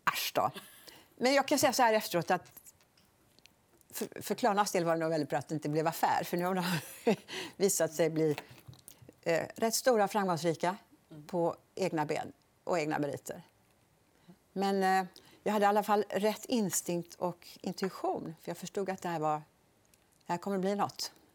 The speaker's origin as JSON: {"language": "Swedish", "town": "Borås", "region": "Västra Götaland", "country": "Sweden", "tie": "born or raised there", "also_born_or_lived": "Gothenburg", "said": "Jag är uppvuxen i på Bonnvischan utanför Borås."}